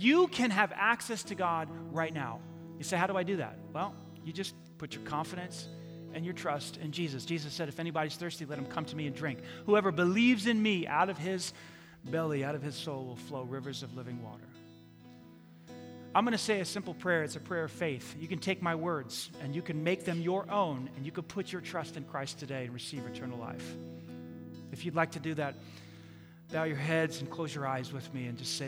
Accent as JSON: {"language": "English", "town": "New York City", "region": "New York", "country": "United States", "tie": "born or raised there", "moved": "yes", "said": "I grew up in New York City"}